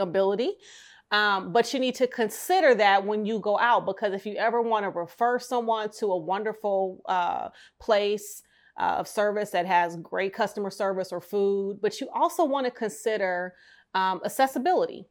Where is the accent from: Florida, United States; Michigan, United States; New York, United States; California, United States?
Michigan, United States; Detroit; my hometown of Detroit